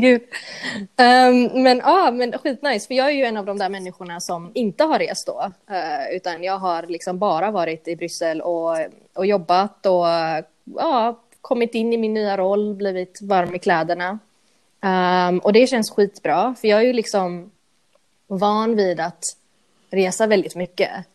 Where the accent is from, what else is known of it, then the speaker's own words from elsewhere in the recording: Gothenburg, Västra Götaland, Sweden; Swedish is a second language; moved away as an adult; also born or lived in United States / United Kingdom; jag växte upp i Angered